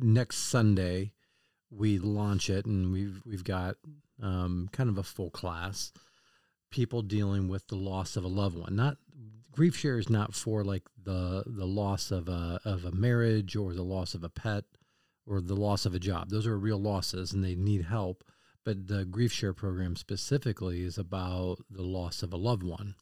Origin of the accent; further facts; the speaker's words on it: Kansas City, United States; I'm from Kansas City